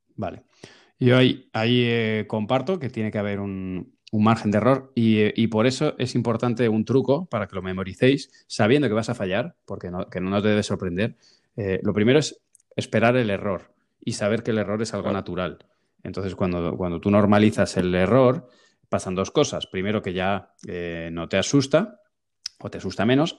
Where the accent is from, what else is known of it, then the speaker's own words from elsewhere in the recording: Spain; somos españoles